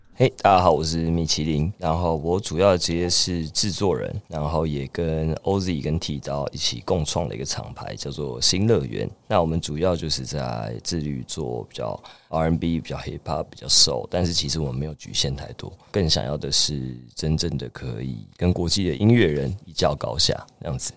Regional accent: Chiayi, Taiwan; also born or lived in Taipei; 最小的时候在嘉义，然后国小上来台北，然后又回去嘉义读国中

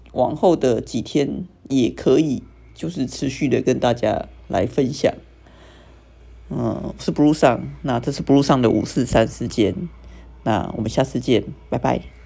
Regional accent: Taiwan; 身为台湾人

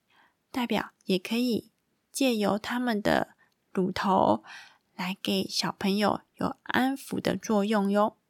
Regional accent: Taiwan; 跟我们台湾人一样

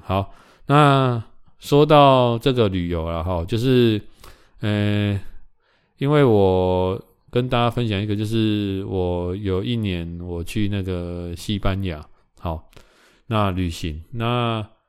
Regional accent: Taiwan; 我们台湾人

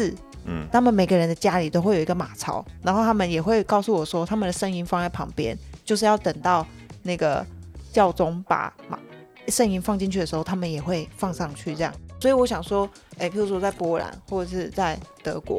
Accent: Taiwan; 身为一个台湾人

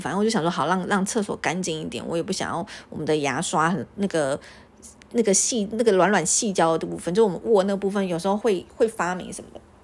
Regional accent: Taiwan; 我是个台湾人

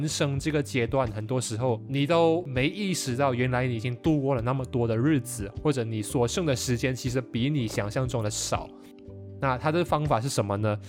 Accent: Malaysia; 因为这就是我们马来西亚人的象征。

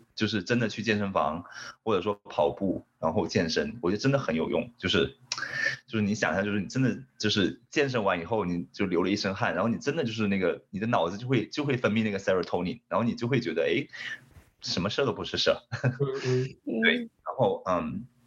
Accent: Hainan, China; moved away as an adult; also born or lived in San Francisco, United States / Japan; now in Los Angeles, United States; 因为我可能是从海南来的吧，就是对。所以我，我比较喜欢这种海岛，然后就是非常温暖的天气

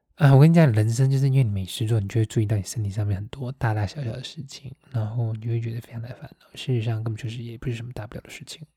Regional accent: Taiwan; now in Germany; 讲我们台湾话

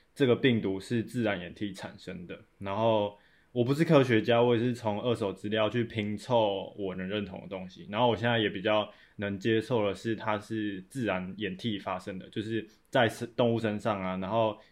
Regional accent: Taiwan; 或搞我们台湾人

